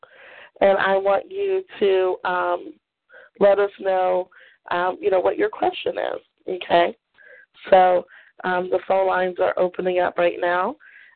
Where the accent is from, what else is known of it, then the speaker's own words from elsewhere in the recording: Maryland, United States; I grew up in Maryland